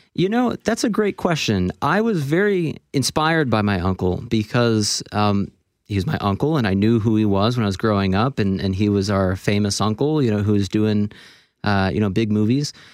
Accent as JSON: {"language": "English", "region": "Florida", "country": "United States", "tie": "born or raised there", "also_born_or_lived": "Toronto, Canada / Boston", "said": "I was born in Toronto, but I moved to Florida in the United States when I was about four years old"}